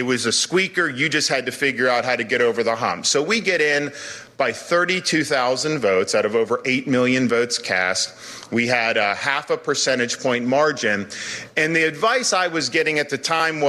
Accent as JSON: {"language": "English", "region": "Florida", "country": "United States", "tie": "born or raised there", "said": "I was born and raised in Florida"}